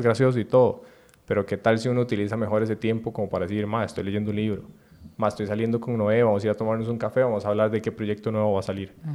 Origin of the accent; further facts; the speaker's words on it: Costa Rica; como tico